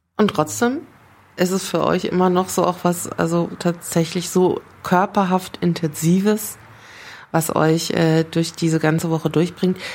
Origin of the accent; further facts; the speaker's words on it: Frankfurt, Hesse, Germany; für mich als Frankfurterin